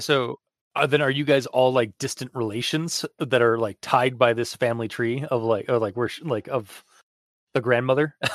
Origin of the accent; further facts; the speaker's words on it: Canada; as a Canadian